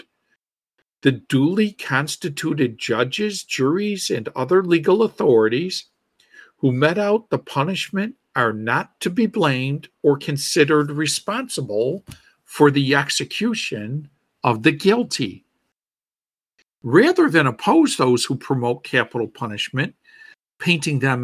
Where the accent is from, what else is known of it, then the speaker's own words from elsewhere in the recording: Buffalo, New York, United States; my hometown of Buffalo, New York